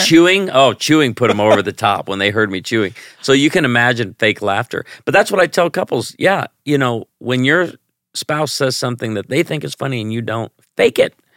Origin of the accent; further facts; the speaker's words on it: Chicago, Illinois, United States; now in Branson, Missouri, United States; I grew up in Chicago